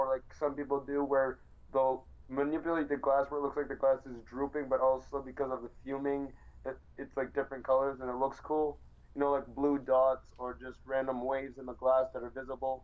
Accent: Canada; I'm really Canadian

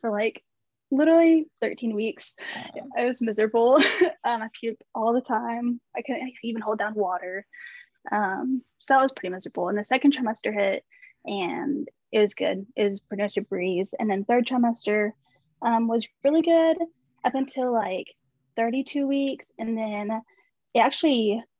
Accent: Arkansas, United States; I'm from Arkansas

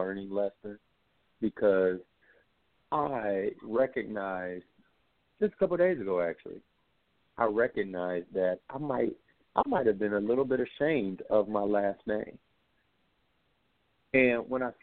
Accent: United States; as African American

